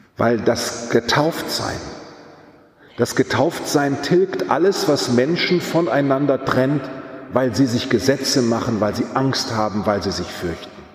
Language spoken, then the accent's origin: German; Germany; Wir haben als Deutsche